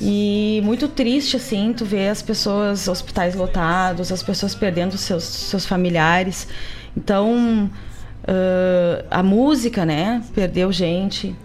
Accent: Gaúcho, Rio Grande do Sul, Brazil; nós que somos tradicionalistas, que somos gaúchos

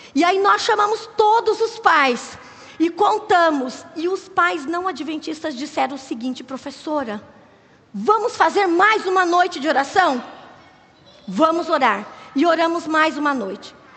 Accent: Curitiba, Paraná, Brazil; moved away as an adult; also born or lived in Acre; nós somos de Curitiba, somos curitibanos

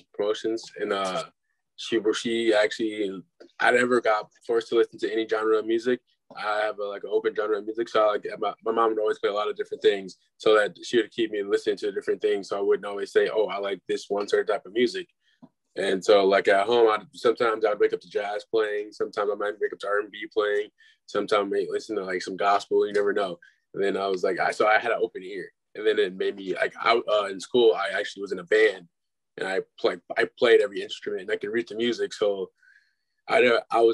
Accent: Glendale, Wisconsin, United States; also born or lived in Milwaukee; I'm from Milwaukee. I was born and raised in Milwaukee. Live on the east side now. But I actually went to school. I grew up in Glendale, Wisconsin.

